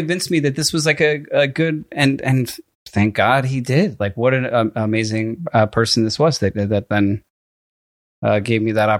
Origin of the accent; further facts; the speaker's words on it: Connecticut, United States; also born or lived in Freehold, New Jersey; I was born in Freehold, New Jersey, the same small hospital as Bruce Springsteen. Then my family moved to Connecticut when I was in elementary school.